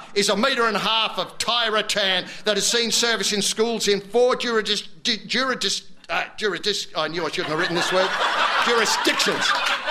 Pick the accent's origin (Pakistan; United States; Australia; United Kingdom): Australia; the pavlova's as Australian as I am.